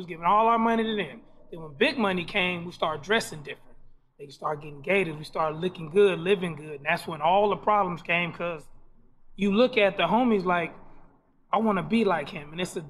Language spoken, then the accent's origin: English; Compton, California, United States; I'm from Compton.